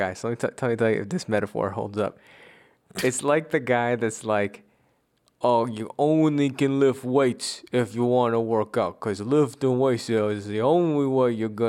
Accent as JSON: {"language": "English", "region": "East Coast", "country": "United States"}